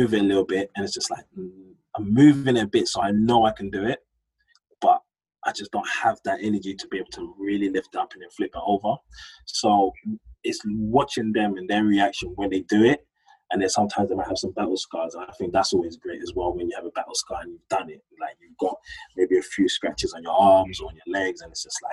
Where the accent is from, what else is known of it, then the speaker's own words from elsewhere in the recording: London, United Kingdom; I grew up in Hackney, and my business partners, we grew up in Hackney, we went to school in Hackney.